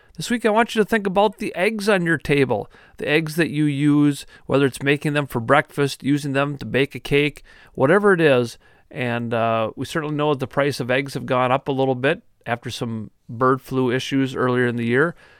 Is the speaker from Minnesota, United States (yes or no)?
yes; New Ulm, Minnesota, United States; growing up in New Ulm as I did